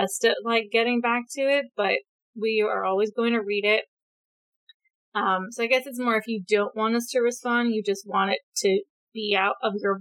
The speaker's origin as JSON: {"language": "English", "region": "California", "country": "United States", "moved": "yes", "lives_now": "Oregon, United States", "said": "I am a woman who lives in Oregon now and is from California"}